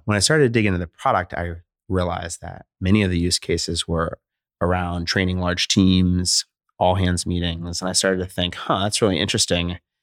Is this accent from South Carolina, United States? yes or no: no; Philadelphia, Pennsylvania, United States; moved away as an adult; also born or lived in California; now in Portland, United States; I grew up in Philadelphia. I'm a Philly guy